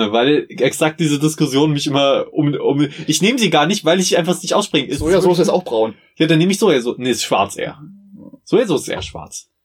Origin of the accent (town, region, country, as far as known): Meiningen, Thuringia, Germany